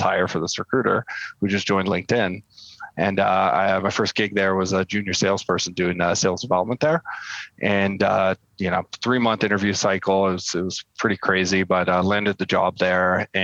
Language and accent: English; El Sobrante, California, United States; also born or lived in Palo Alto; I grew up in the East Bay, little town called El Sobrante. It's just right over the bay from San Francisco.